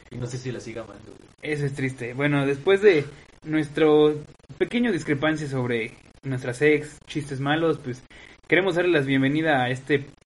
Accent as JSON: {"language": "Spanish", "region": "Veracruz", "country": "Mexico", "tie": "born or raised there", "lives_now": "Puebla, Mexico", "said": "Bueno, digo, yo no comparto eso, yo soy de ciudad. Afortunadamente crecí en Veracruz, no en Oaxaca, sí, porque qué, gran cliché, ¿no? Un, poblano, un, jarocho y un oaxaqueño viviendo en Puebla."}